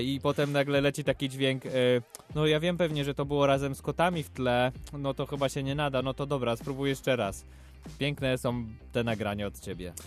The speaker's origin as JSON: {"language": "Polish", "town": "Łódź", "region": "Łódź Voivodeship", "country": "Poland", "said": "jesteśmy chłopaki z Łodzi."}